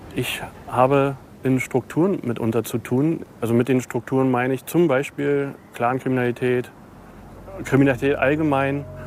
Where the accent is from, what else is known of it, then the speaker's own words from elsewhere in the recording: Berlin, Germany; Berlin wird immer meine Heimat bleiben, natürlich.